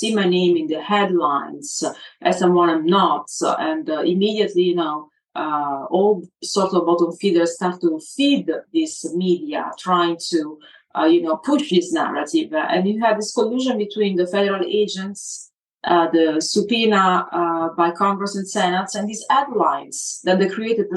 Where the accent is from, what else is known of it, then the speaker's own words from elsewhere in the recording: Italy; I'm Italian 100%